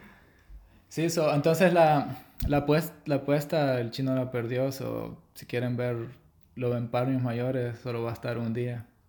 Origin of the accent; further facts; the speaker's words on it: El Salvador; soy de El Salvador.